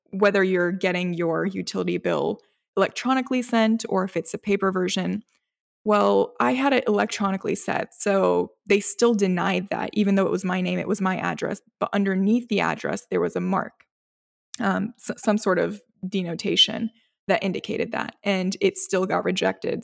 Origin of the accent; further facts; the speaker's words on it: North Carolina, United States; also born or lived in Gujarat, India; I moved here when I was, I believe it was a week old. So I don't know, I feel like I have the rights to say I'm also from here